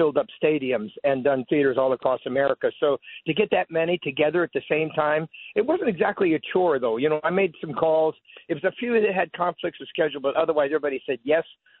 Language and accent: English; California, United States; now in Nashville, United States; I'm originally from California